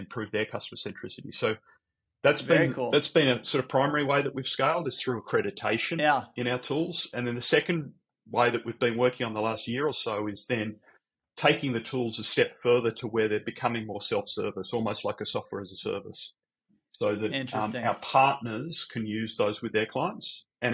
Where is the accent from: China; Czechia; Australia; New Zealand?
Australia; Sydney, New South Wales; accent: Australian; moved away; also born or lived in San Francisco; got the Australian accent. I'm from Sydney originally